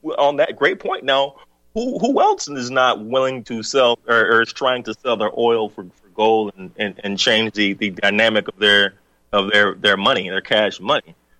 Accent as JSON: {"language": "English", "region": "the South", "country": "United States", "tie": "born or raised there", "also_born_or_lived": "the North", "moved": "yes", "said": "I'm from the South. Was born in the South."}